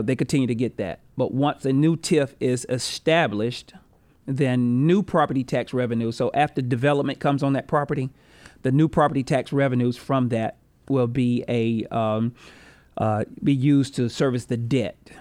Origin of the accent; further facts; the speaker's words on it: Rock Hill, South Carolina, United States; I grew up on Green Street